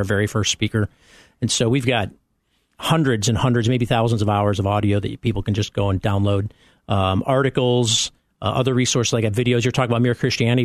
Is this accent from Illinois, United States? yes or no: yes; Chicago, Illinois, United States; moved away as an adult; also born or lived in Champaign; I'm only now getting back into my Chicago roots